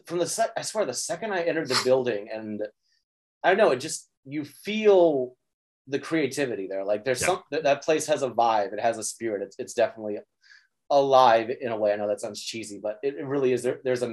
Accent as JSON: {"language": "English", "region": "Midwest", "country": "United States", "tie": "born or raised there", "said": "I grew up in the Midwest. Minnesota is not that much different than North Dakota, in like, you know, landscape wise."}